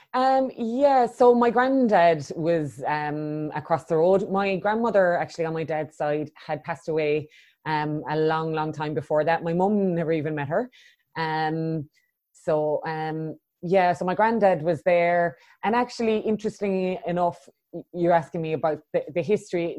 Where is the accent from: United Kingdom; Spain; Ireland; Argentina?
Ireland; Cork, Munster; now in Christchurch, New Zealand; I was born in Cork in the south of Ireland and yeah, I grew up there